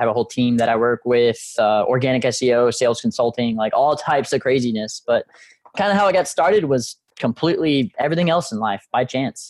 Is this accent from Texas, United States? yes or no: yes; Galveston, Texas, United States; also born or lived in Houston; being a military family, as I said, grandfather Marine, dad Marine, we moved around a little bit whenever I was growing up, but settled down, I think it was like 2000 in Galveston. Then we moved to Houston